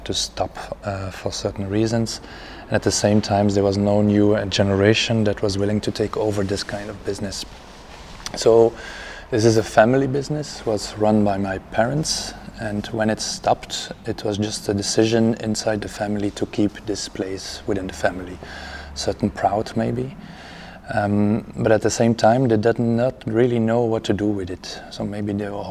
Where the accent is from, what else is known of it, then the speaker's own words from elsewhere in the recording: Ghent, Flanders, Belgium; I'm an architect from Ghent.